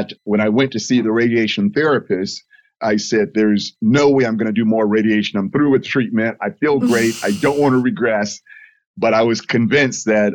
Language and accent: English; Fort Lauderdale, Florida, United States; I was born and raised in Fort Lauderdale